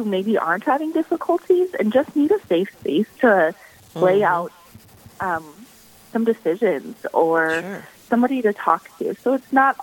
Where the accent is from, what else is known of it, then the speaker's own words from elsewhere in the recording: Valley Springs, South Dakota, United States; I was born and raised in Valley Springs, South Dakota, so just a little ways outside of Sioux Falls